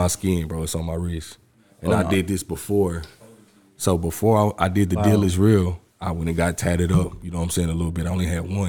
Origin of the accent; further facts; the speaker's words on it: Dallas, Texas, United States; I was born in Oak Cliff. Born in Dallas, bro. Mm-hmm. I was raised all over the Metroplex, though, bro.